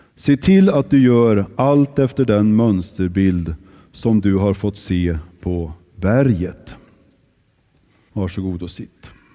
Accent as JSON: {"language": "Swedish", "town": "Kristinehamn", "region": "Värmland", "country": "Sweden", "tie": "born or raised there", "moved": "yes", "said": "när jag växte upp i Kristinehamn"}